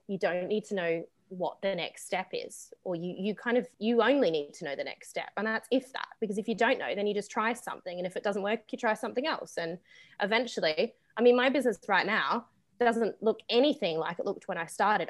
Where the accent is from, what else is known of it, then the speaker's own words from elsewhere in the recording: Australia; moved away; I am from Australia